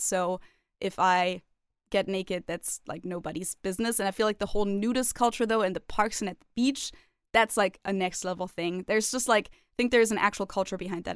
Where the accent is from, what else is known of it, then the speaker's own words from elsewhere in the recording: Germany; growing up in Germany until I, like, you know, turned sixteen